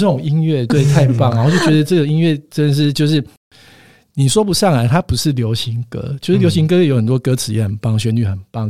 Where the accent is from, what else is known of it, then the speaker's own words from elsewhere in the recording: Kaohsiung, Taiwan; moved away as an adult; also born or lived in Taipei / Taichung; 我本身是高雄人